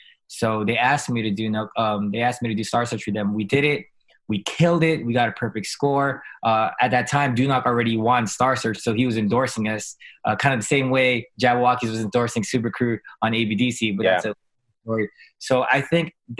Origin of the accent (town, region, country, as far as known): Las Vegas, Nevada, United States; born or raised there; also born or lived in Guam / Fontana, California / Walnut, California / West Covina, California